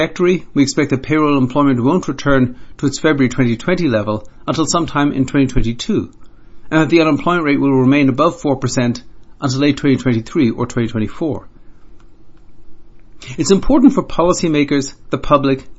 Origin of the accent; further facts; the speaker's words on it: Ireland; Being an Irishman